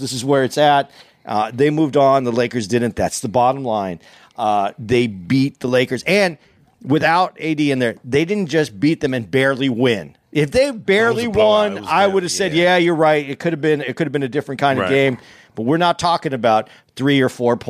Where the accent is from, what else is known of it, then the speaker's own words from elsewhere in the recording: Tucson, Arizona, United States; moved away; I came from Tucson